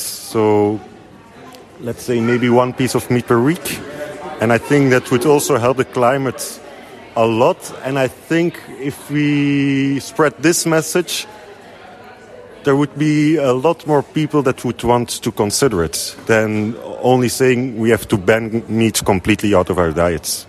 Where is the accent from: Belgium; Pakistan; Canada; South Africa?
Belgium; I'm from Belgium and part of the International Association of Students in Agricultural and Related Sciences